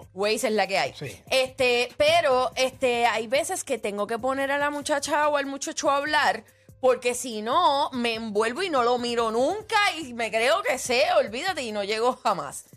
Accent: Puerto Rico; Yo nací en PR. En PFR. Aquí nací. La isla bendita.

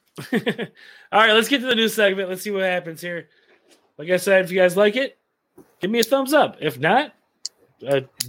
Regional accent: Michigan, United States; I'm from Michigan

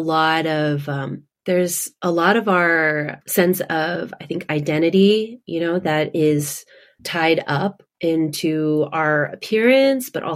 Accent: Houston, Texas, United States; moved away as an adult; also born or lived in Austin, Texas / Orange County, California / Boston area; now in Boston, United States; my sister and I, we were born and raised in Houston, Texas

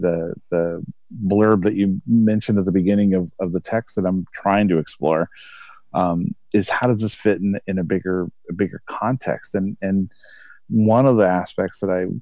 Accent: United States; as an American here

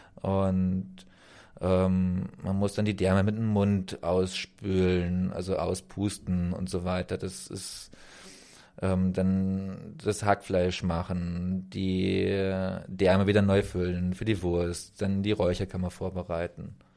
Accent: Germany; moved away as an adult; also born or lived in Romania; bei uns in Deutschland. Ich bin 87 geboren

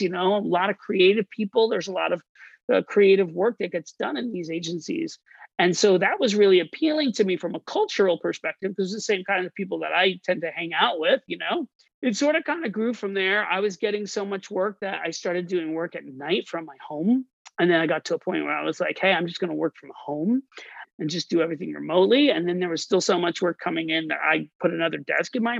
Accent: Orlando, Florida, United States; moved away as an adult; also born or lived in New York City; I grew up in Orlando, Florida

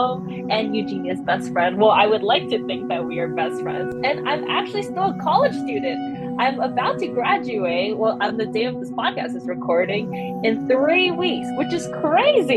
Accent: Fremont, California, United States; my home is 3700 Cherokee Street, Fremont, California

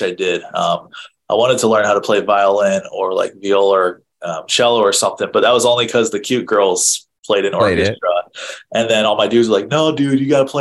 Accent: Gilbert, Arizona, United States; also born or lived in East Mesa, Arizona; I grew up in Gilbert, pretty much my whole life, and then I live in East Mesa now

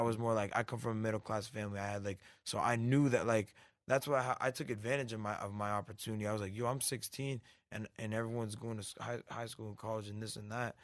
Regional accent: Canada; moved away; I came up from Canada

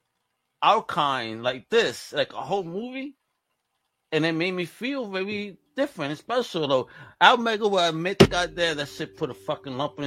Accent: New York City, New York, United States; Growing up in Brooklyn, I grew up with so many poor white boys

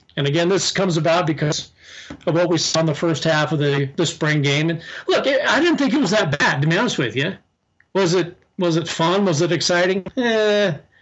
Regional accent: Southeast Nebraska, United States; growing up in Southeast Nebraska is much like growing up in Southern California

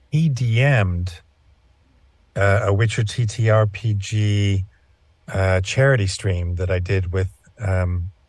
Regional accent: California, United States; born there; also born or lived in Virginia / Oklahoma / Pennsylvania; though I grew up in a military family, so I, I lived all over. I was born in Southern California. I went to high school in Virginia. Spent time in Oklahoma.

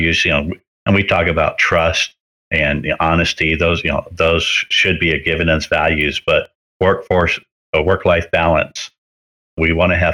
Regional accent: Cerritos, California, United States; moved away as an adult; also born or lived in Palm Springs, California; When I was 18, I moved from Cerritos, California to Palm Springs

